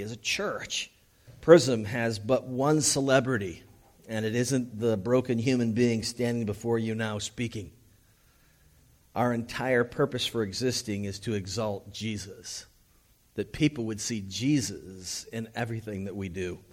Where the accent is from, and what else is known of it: United States; also born or lived in Los Angeles